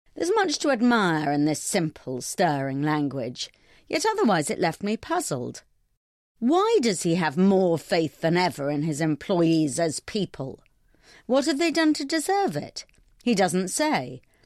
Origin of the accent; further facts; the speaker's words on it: London, United Kingdom; I'm a Londoner